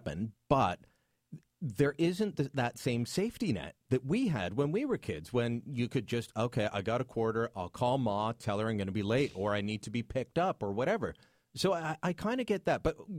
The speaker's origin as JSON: {"language": "English", "town": "Hamilton", "region": "Ontario", "country": "Canada", "tie": "born or raised there", "moved": "yes", "lives_now": "Ottawa, Canada", "said": "I grew up in Hamilton. Bit of a rough town."}